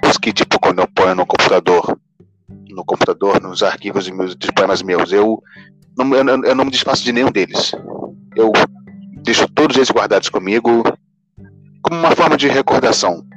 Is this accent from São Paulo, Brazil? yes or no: no; Rio de Janeiro, Brazil; sou do Rio de Janeiro, eu tenho 21 anos